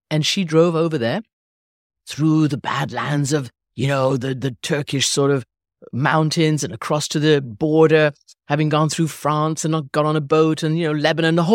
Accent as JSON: {"language": "English", "region": "England", "country": "United Kingdom", "tie": "born there", "said": "Yes, so I was born in England. My mother is English. My father was Iranian"}